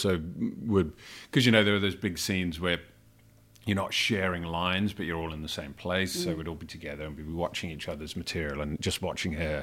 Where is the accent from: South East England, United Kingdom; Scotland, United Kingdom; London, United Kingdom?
South East England, United Kingdom; Princes Risborough; moved away; also born or lived in Aylesbury; I grew up in a town called Prince's Risborough, which is in Buckinghamshire